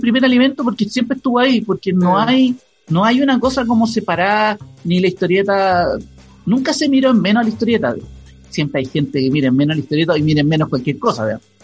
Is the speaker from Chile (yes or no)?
yes; Chile; como chilenos